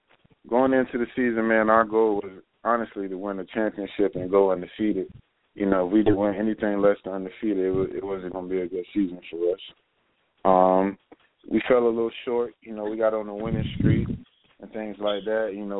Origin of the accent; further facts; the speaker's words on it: Tampa, Florida, United States; I play defensive back. I'm from Tampa, Florida.